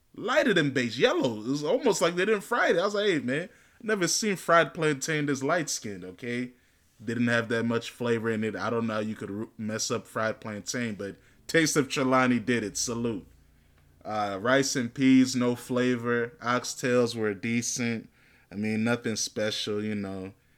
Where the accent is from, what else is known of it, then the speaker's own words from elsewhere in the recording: United States; I'm born and raised in America